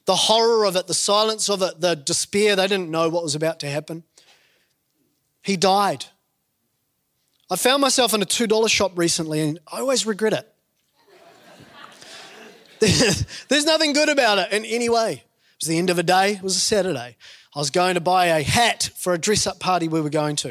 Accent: New Zealand; growing up in New Zealand

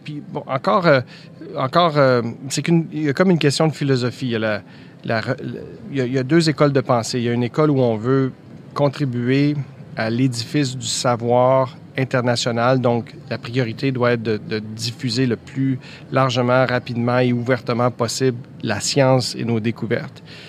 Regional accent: Quebec, Canada; chez nous au ah, Québec

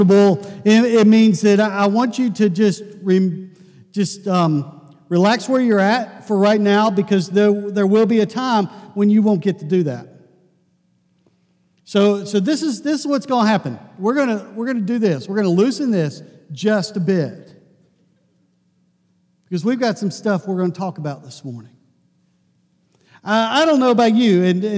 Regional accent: Pittsburgh, Pennsylvania, United States; I grew up in Pittsburgh

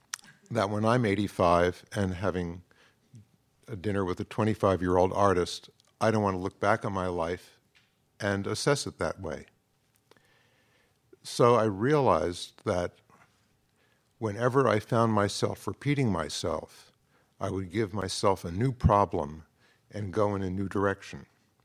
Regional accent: Manhattan, New York, United States; I grew up in Manhattan.

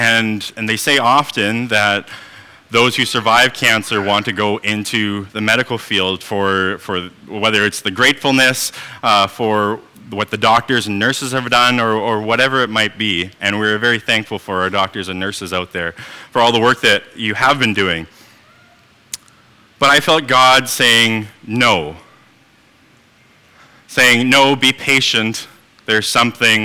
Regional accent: Manitoba, Canada; moved away; I am originally from Manitoba

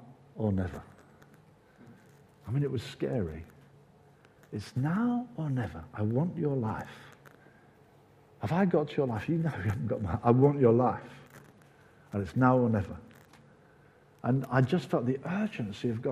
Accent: Brighton, South East England, United Kingdom; We lived in Brighton

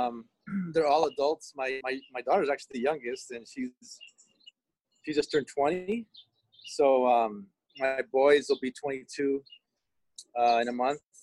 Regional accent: Alhambra, California, United States; also born or lived in East Los Angeles; now in Covina, United States; Born in East L.A., raised in Alhambra.

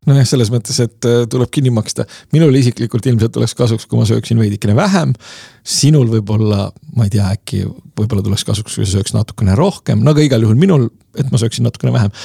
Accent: Lasnamäe, Tallinn, Harju County, Estonia; minu lapsepõlves oli Lasnamäel üheksandal korrusel

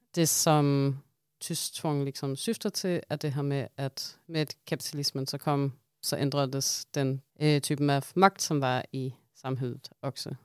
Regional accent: Denmark; accent: strong Danish accent; Swedish is a second language; moved away; jag är en dansk marxist

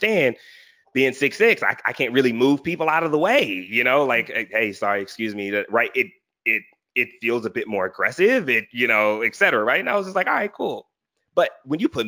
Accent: Philadelphia, Pennsylvania, United States; I'm from Philly

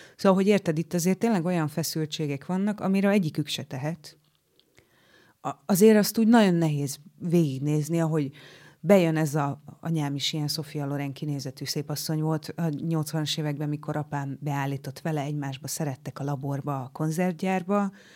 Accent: Nyíregyháza, Szabolcs-Szatmár-Bereg, Hungary; accent: Szabolcs; moved away as an adult; also born or lived in Oros; now in Budapest, Hungary; én keleti voltam a saját szülővárosomban, keleti voltam, mert hogy a szülővárosom mellett, Nyíregyházam mellett egy faluban, ö, éltünk oroson

